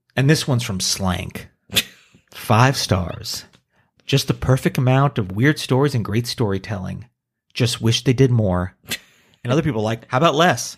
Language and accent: English; Hackensack, New Jersey, United States; I was born in Hackensack.